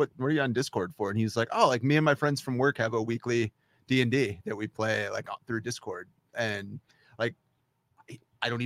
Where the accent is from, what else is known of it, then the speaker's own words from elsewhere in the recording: Virginia Beach, Virginia, United States; I grew up in Virginia Beach